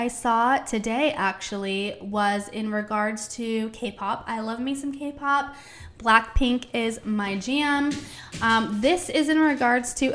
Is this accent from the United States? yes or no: yes; Palm Springs, California, United States; That's my hometown